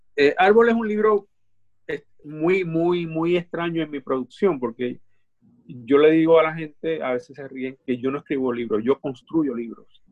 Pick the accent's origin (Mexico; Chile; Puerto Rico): Puerto Rico; born or raised there; also born or lived in Dominican Republic